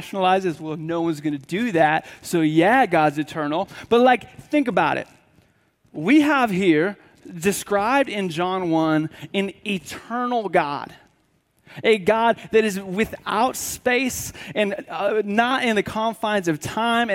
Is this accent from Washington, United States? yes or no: yes; Washington, United States; now in Tennessee, United States; I grew up in Washington State, which is pretty much on the opposite side of the country. And so you have us here in Tennessee